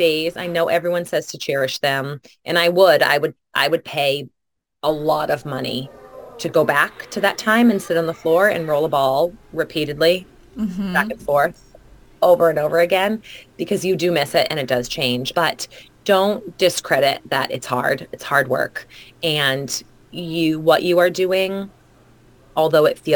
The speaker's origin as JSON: {"language": "English", "region": "New England", "country": "United States", "tie": "born or raised there", "also_born_or_lived": "Arizona", "said": "I grew up here in the New England area"}